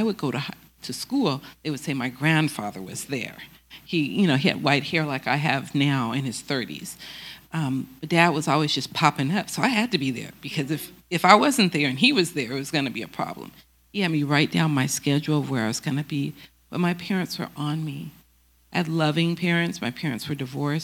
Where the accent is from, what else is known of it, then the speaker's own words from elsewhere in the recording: Oakland, California, United States; I'm not born in Oakland, but I grew up in Oakland